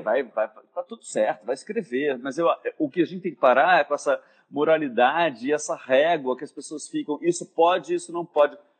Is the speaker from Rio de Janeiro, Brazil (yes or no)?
yes; Rio de Janeiro, Brazil; eu vim da Tijuca, né, de uma, um colégio de, de padre, com um pai juiz, uma mãe dona de casa, classe média alta